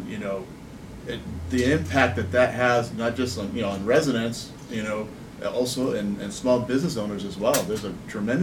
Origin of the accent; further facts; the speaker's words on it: Norwalk, California, United States; also born or lived in Downey / Whittier; now in La Mirada, United States; I was raised in Norwalk